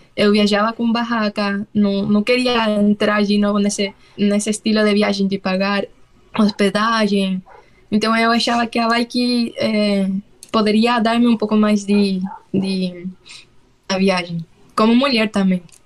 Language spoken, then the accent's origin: Portuguese; Santiago, Santiago Metropolitan Region, Chile; Portuguese is a second language; moved away as an adult; eu sou chilena, para quem não sabe. Eu é, morei quase toda a minha vida em Santiago, na capital